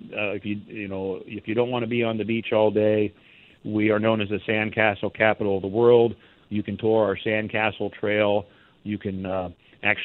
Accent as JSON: {"language": "English", "region": "Southeast Alaska", "country": "United States", "tie": "born or raised there", "moved": "as an adult", "lives_now": "South Padre Island, United States", "said": "I was raised in Southeast Alaska"}